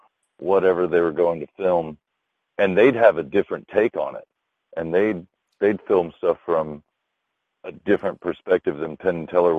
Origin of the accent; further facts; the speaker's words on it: Canada; Hi. I'm Canadian.